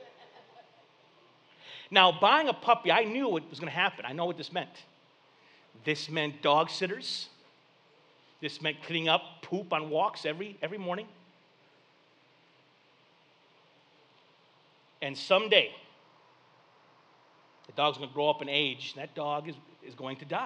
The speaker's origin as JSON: {"language": "English", "town": "Flint", "region": "Michigan", "country": "United States", "tie": "born or raised there", "said": "growing up in Flint"}